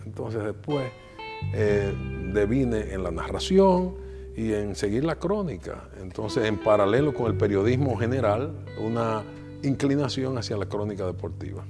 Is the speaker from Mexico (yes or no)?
no; Santiago de los Caballeros, Santiago, Dominican Republic; Yo soy santiaguero, de pura cepa, nacido cerquita del yaque